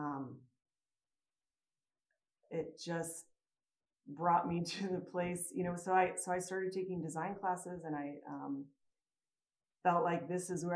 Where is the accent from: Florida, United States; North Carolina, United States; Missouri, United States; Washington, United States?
Missouri, United States; St. Louis; moved away as an adult; also born or lived in Chicago; now in Denver, United States; I grew up in St. Louis.